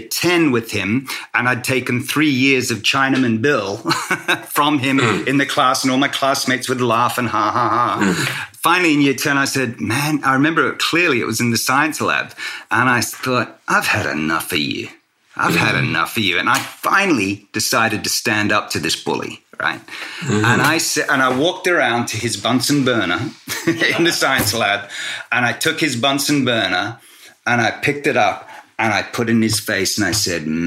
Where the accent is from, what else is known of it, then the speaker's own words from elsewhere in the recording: Australia; I'm of Singaporean Australian heritage, and I grew up in a white Australia at the time